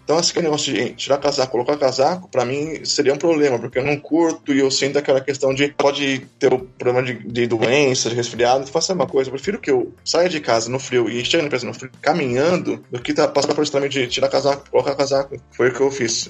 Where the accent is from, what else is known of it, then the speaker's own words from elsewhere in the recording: São Paulo, Brazil; moved away as an adult; now in Sofia, Bulgaria; São Paulo, onde eu moro e onde meus pais moram, eu passei a vida toda aqui em São Paulo